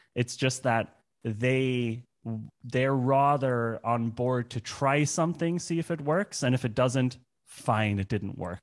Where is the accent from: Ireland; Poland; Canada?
Ireland; moved away as an adult; also born or lived in Germany; now in Berlin, Germany; I grew up in Ireland, but I moved to Germany when I was 20